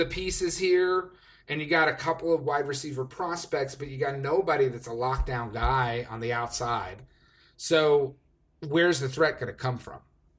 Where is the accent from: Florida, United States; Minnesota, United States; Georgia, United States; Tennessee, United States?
Tennessee, United States; also born or lived in Chicago; now in Los Angeles, United States; I grew up in Tennessee when Tennessee didn't have a professional football team.